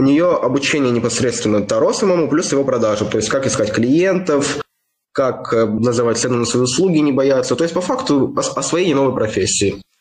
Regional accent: Kirov, Kirov Oblast, Russia; now in Moscow, Russia; Я из Кирова.

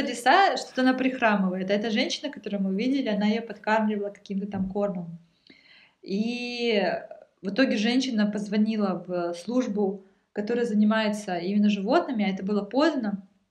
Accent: Russia; now in Germany

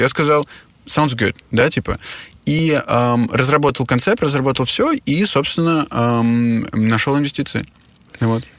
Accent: Moscow, Russia; also born or lived in Czech Republic / Germany / Switzerland / Shanghai; now in Kyiv, Ukraine; я родился в Москве, э, и в Москве прожил а, как бы все свое детство, после чего я, мы с моей семьей эмигрировали в Чехию

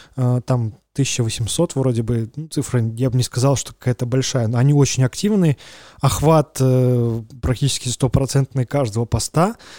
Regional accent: Belarus; мы белорусы

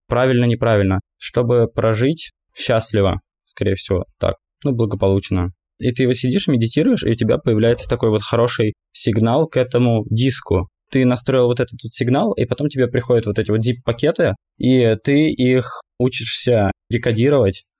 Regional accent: Russia; мы из России

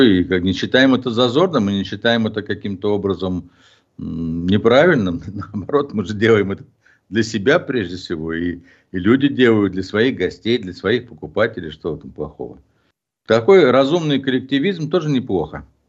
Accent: Ufa, Bashkortostan, Russia; я иногда чувствую себя в, в родном городе, ну, мягко скажем, не, эм, в столице Республики Башкортостан

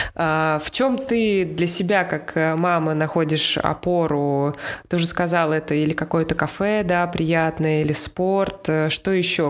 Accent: Russia; moved away; мы из России

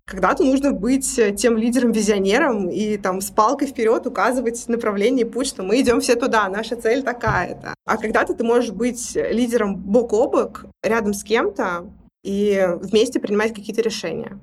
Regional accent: Tolyatti, Samara Oblast, Russia; я из Тольятти. Это Самарская область

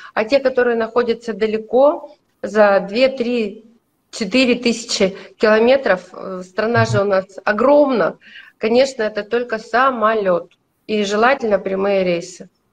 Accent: Urals, Russia; я же с Урала. У нас-то на Урале

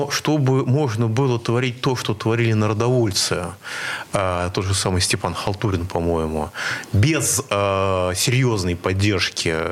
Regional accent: Moscow, Russia; И, кстати, очень, вот я всегда как москвич интересовался.

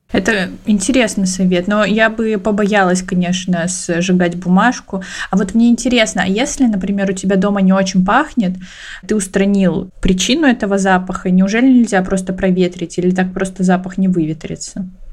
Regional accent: Siberia, Russia; я из Сибири, у меня у бабушки с дедушкой есть баня, и мы в детстве периодически туда ездили каждые выходные

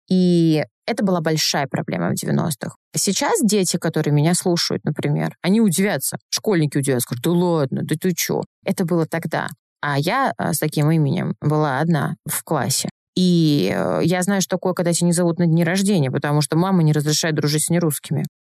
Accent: North Caucasus, Russia; Так как мне 35, я ребенок 90-х, я обладаю восточной внешностью, я с Северного Кавказа, и, конечно, в 90-х это был недостаток

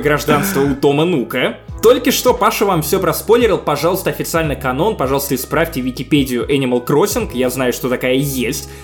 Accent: Obninsk, Kaluga Oblast, Russia; Обнинска, откуда я родом

